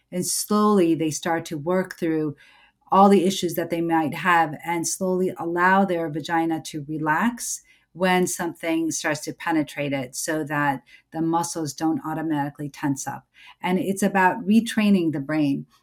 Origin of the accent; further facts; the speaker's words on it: United States; I'm an American born certified O B G Y N, a mom, a Muslim